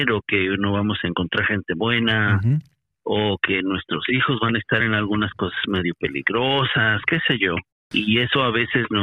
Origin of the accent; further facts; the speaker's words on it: Mexico; now in United States; yo salí de México porque estaba buscando un poco de espacio personal para reevaluar revaluar la vida y revaluar metas y demás. Y llegué aquí a Estados Unidos